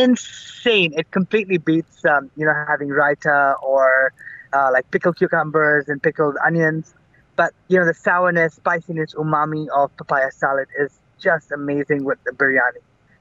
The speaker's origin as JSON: {"language": "English", "region": "Bangkok", "country": "Thailand", "tie": "born or raised there", "also_born_or_lived": "Hong Kong", "said": "Growing up in Bangkok, born in a traditionally Indian family that's raised in the Far East. So Bangkok, Hong Kong, all over the place."}